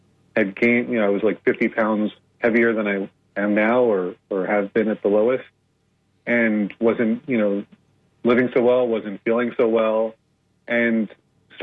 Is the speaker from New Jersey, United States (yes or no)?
yes; New Jersey, United States; I grew up in the East Coast of New Jersey, in the U.S., mostly New Jersey.